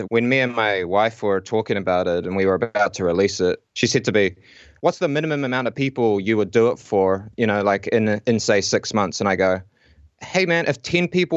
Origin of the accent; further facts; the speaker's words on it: Whanganui, Manawatū-Whanganui, New Zealand; moved away as an adult; also born or lived in Auckland; now in Lower Hutt, New Zealand; I'm actually originally from Whanganui